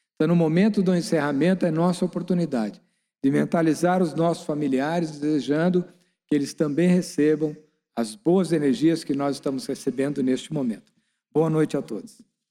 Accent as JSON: {"language": "Portuguese", "country": "Brazil", "said": "nós que somos brasileiros"}